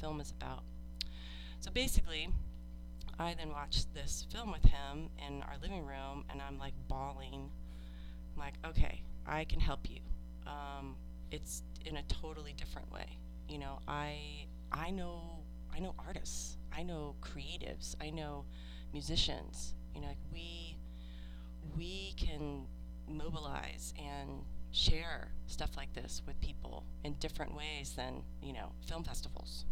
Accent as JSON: {"language": "English", "region": "New Jersey", "country": "United States", "tie": "born or raised there", "moved": "as an adult", "lives_now": "Austin, United States", "said": "I moved here from New Jersey and I, I grew up with access to New York City"}